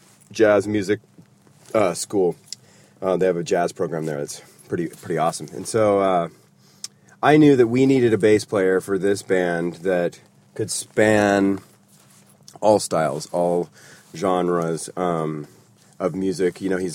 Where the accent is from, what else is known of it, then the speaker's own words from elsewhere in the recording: California, United States; I'm from California. I'm a hippie. I juice. I run barefoot. I surf.